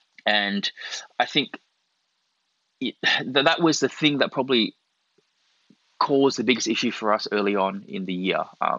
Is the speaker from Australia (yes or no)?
yes; Australia; born there; little did he know, I was born here. I'm actually Australian-born Chinese. And, you know, I am Chinese.